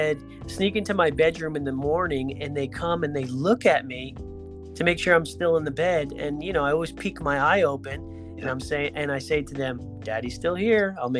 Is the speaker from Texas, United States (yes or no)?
no; Greenwich, Connecticut, United States; I grew up in Greenwich.